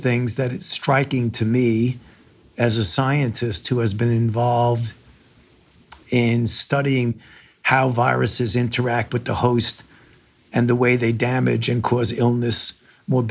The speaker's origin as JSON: {"language": "English", "town": "New York City", "region": "New York", "country": "United States", "tie": "born or raised there", "moved": "yes", "said": "I was born in New York, in Brooklyn"}